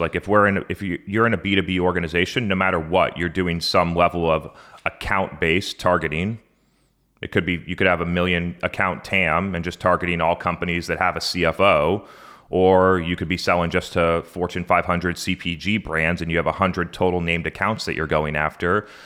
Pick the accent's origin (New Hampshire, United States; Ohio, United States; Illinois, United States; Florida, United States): New Hampshire, United States; Brookline; I grew up in a small town in New Hampshire called Brookline, New Hampshire, population 4,000